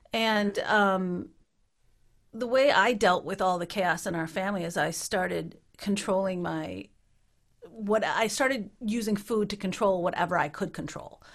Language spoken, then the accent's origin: English; Minnesota, United States; moved away as an adult; also born or lived in Utah; now in Ottawa, Canada; I grew up in Minnesota